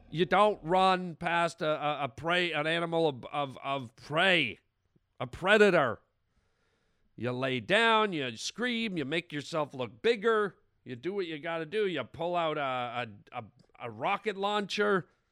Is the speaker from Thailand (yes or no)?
no; Canada; now in United States; I'm from Canada